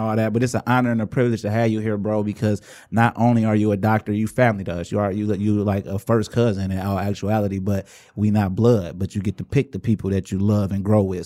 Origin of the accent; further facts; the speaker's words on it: Inkster, Michigan, United States; also born or lived in Romulus, Michigan; I'm from Inkster, but really I rep the whole area because I spent a lot of time in Romulus